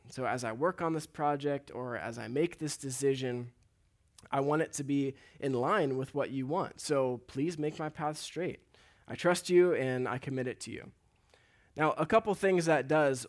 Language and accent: English; Huntington Beach, California, United States; So I grew up here in Huntington Beach, and a lot of my life has been around the ocean.